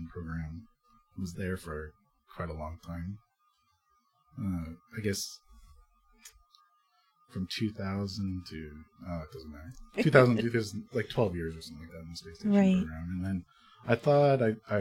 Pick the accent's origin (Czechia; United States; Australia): United States; New Jersey; moved away as an adult; also born or lived in Austin, Texas; although I grew up in New Jersey, I ended up going to the University of Texas at Austin